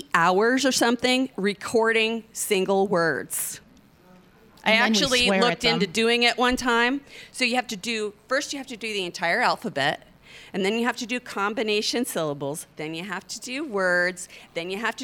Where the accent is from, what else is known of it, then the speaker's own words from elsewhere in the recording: Oklahoma, United States; I'm from Oklahoma